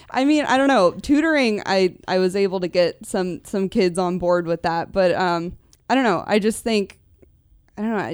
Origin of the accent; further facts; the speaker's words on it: Newbury Park, California, United States; I grew up in Newbury Park